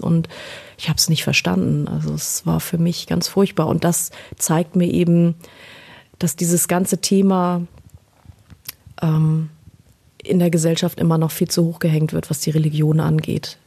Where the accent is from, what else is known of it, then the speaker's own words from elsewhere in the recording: Berlin, Germany; Ich bin in Deutschland geboren. Ich bin, äh, ich bin Berliner. also zumindest bin ich da geboren